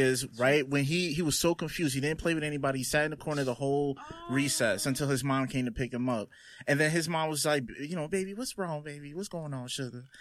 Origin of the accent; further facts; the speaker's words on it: Roselle, New Jersey, United States; I grew up in Roselle, which was a small neighborhood